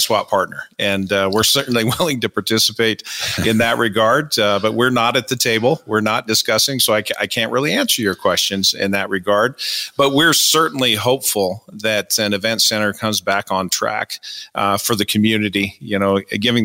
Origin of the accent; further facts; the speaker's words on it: Colorado, United States; moved away as an adult; also born or lived in Texas / Houston; now in Calgary, Canada; I'm not truly a Texan. I grew up in Colorado. I lived in Texas for a total of 25 years